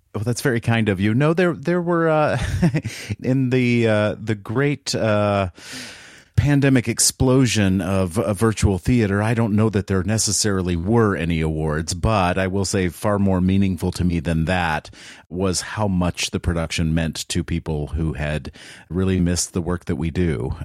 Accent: the South, United States; moved away; I grew up in the South where, uh, my extended family members told tall tales

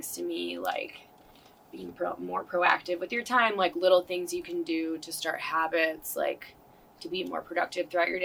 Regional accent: Dyer, Indiana, United States; also born or lived in Serbia / Schererville, Indiana; now in St. John, United States; I moved back to the States when I was about 9, in 4th grade, and I moved to, like, Dyer

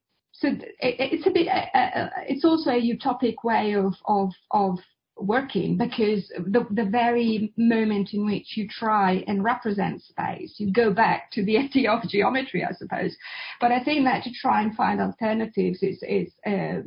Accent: Italy; I was born in Italy

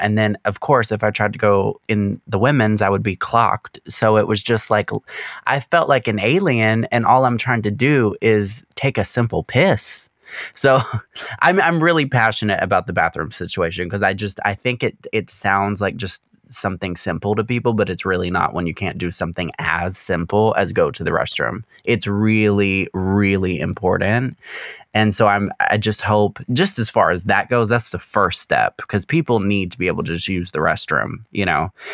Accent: the South, United States; growing up in the South

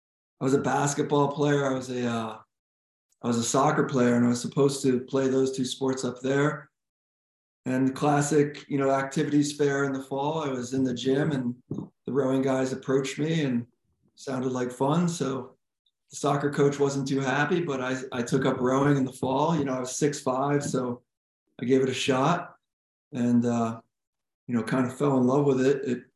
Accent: Connecticut, United States; I grew up in Connecticut. Right. I grew up about 10 miles from where I am right now. So yeah, I went to Amity High School.

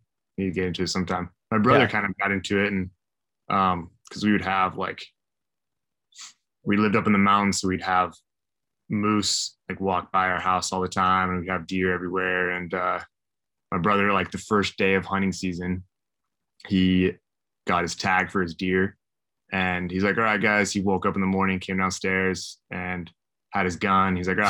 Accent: Idaho, United States; I grew up in Idaho.

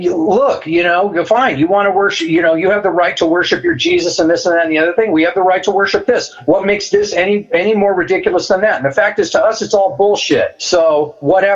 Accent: Manhattan Beach, California, United States; also born or lived in Woodland Hills, California / Mammoth Lakes, California; We lived in Manhattan Beach when I was little.

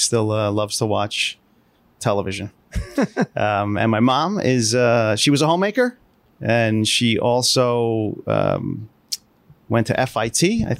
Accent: Hasbrouck Heights, New Jersey, United States; I grew up in the small town of Hasbrook Heights, New Jersey, in northern New Jersey, in southern Bergen County. When people say that, they say, where's that? I like to say, you ever hear of Hackensack?

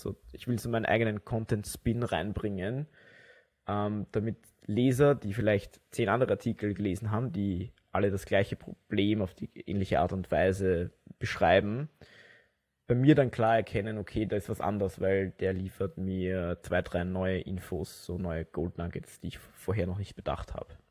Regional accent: Wiener Neustadt, Lower Austria, Austria; in Wiener Neustadt, wo ich herkomme

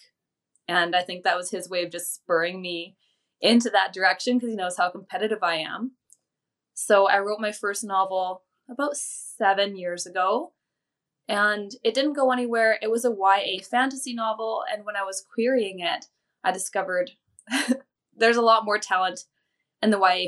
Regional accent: Alberta, Canada; now in British Columbia, Canada; where I lived and grew up in Alberta, everyone was very culturally, ethnically very similar

